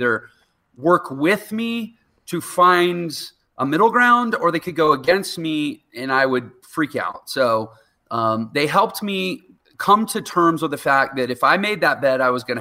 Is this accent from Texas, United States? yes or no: yes; Houston, Texas, United States; I was from Houston, Texas, and I worked as a professional piano player in Houston all through my 20s